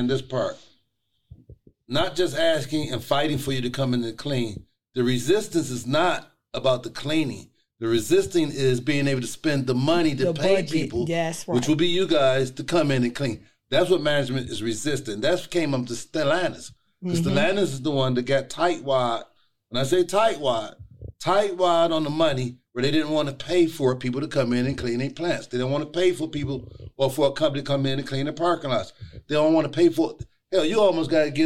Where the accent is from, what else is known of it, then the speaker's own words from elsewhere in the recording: United States; moved away; I am from the East Side, originally from the East Side. Now I'm a suburbanite